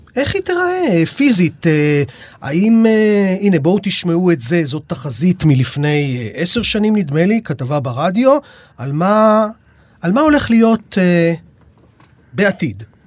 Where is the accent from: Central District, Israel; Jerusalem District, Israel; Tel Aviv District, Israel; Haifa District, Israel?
Central District, Israel; Rishon LeZion; אני מראשון